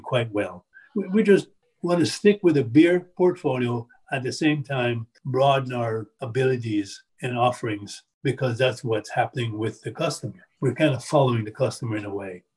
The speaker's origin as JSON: {"language": "English", "country": "Jamaica", "moved": "yes", "lives_now": "Appalachia, United States", "said": "I come from Jamaica, and, I, and my parents are from China"}